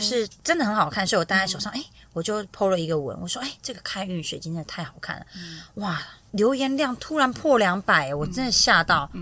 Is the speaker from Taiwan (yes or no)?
yes; Tainan, Taiwan; 我是来自于台南，一个非常不温暖的家庭